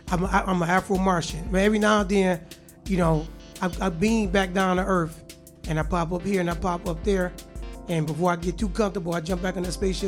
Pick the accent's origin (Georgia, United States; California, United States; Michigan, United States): Michigan, United States; Detroit; I was born in Detroit and born on Mars at the same time.